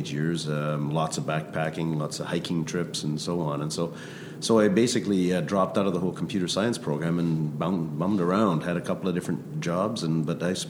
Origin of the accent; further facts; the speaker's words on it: Vancouver, British Columbia, Canada; also born or lived in Grande Prairie, Alberta; my parents had the wisdom to move to Vancouver when I was 5 years old